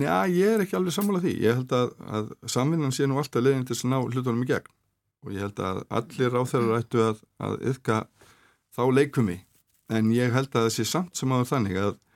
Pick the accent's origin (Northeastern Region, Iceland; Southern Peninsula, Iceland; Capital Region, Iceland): Southern Peninsula, Iceland; Reykjanesbær; ég get bara tekið dæmið úr mínum heimabæ e, ég er e, var í fjölbjörnsskóla Suðunísja